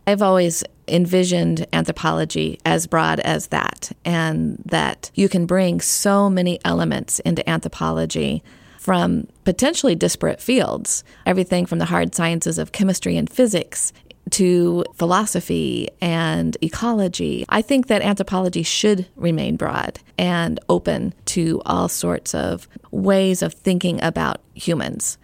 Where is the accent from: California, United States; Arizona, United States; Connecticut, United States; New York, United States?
Arizona, United States; now in Knoxville, United States; I grew up in Arizona